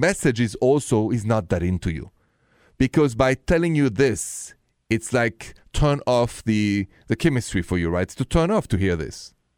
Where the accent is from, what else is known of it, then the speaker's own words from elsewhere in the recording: France; accent: thick, goofy; English is a second language; moved away as an adult; now in United States; I come from France, and with that, my thick, goofy accent.